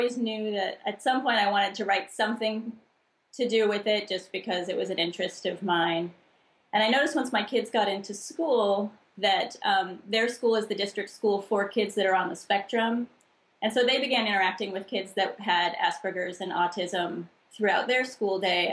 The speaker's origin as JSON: {"language": "English", "town": "El Cerrito", "region": "California", "country": "United States", "tie": "born or raised there"}